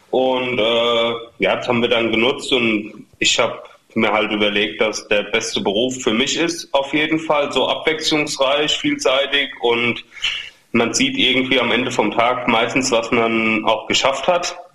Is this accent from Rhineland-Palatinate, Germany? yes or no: yes; Ingelheim, Rhineland-Palatinate, Germany; Genau, also wir kommen ja sogar nur aus dem Stadtteil von Ingelheim sozusagen. Wir kommen aus Großwindernheim, genauer gesagt.